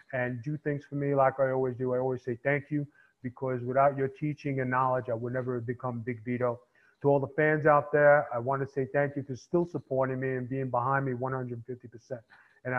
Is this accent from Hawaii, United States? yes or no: no; New York City, New York, United States; I came from Staten Island. And, you know, in Staten Island, I had to make my bones